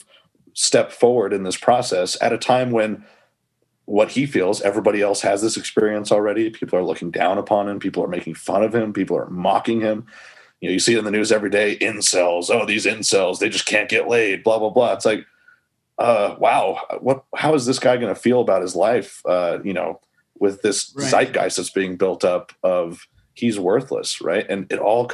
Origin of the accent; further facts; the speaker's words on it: United States; I say college, I'm American, I say college.